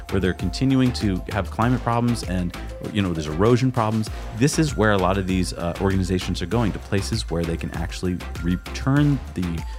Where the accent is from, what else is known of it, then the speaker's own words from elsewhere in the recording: New England, United States; also born or lived in California; we grew up in New England, where I think we take trees for granted.